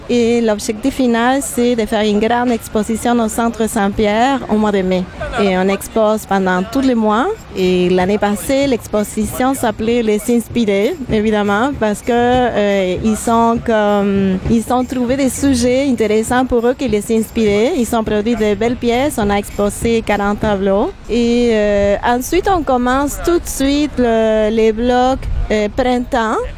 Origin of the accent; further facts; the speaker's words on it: Buenos Aires, Argentina; moved away as an adult; Et je suis originaire de l'Argentine, de Buenos Aires, et euh, je suis psychologue de formation.